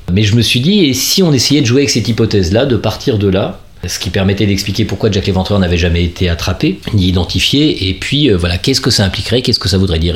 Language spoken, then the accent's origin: French; Gennevilliers, Île-de-France, France; now in Paris, France; j'ai grandi dans les Hauts-de-Seine